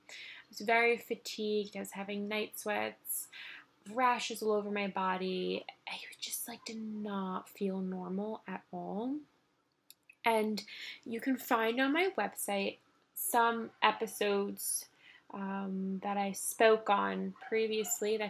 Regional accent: New York City, New York, United States; I grew up in Manhattan, born and raised. I've been here my whole life now.

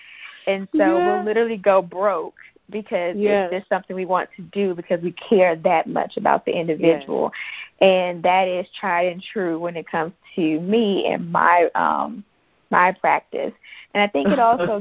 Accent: Jackson, Mississippi, United States; I was born and raised in Jackson, Mississippi, along with three brothers

